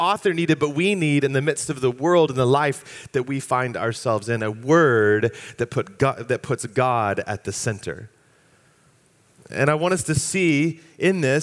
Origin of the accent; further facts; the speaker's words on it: Fairfax County, Virginia, United States; I grew up in Fairfax County. My family moved to the area when I was just about to turn 4 years old, and so I spent my years in school in Fairfax County Public Schools K through 12